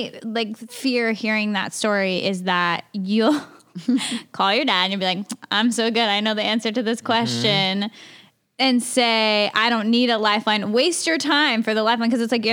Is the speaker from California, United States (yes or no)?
yes; Southern California, United States; I'm from California. We don't have basements.